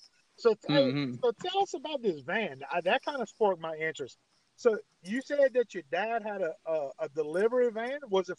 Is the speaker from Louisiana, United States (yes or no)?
yes; Ville Platte, Louisiana, United States; moved away as an adult; now in Ascension Parish, Louisiana, United States; And Ross, me and you grew up in a small town of Ville Platte, Louisiana, located in Evangeline Parish.